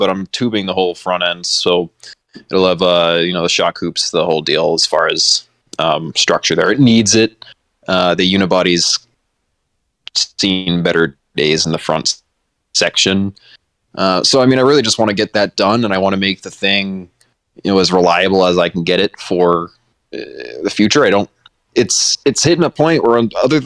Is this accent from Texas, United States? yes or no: no; Massachusetts, United States; I'm from Massachusetts